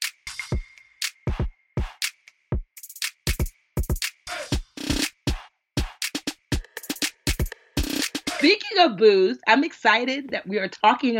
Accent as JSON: {"language": "English", "town": "Westfield", "country": "United States", "tie": "born or raised there", "said": "I grew up in Westfield, which is, like I said, majority white and very, very small"}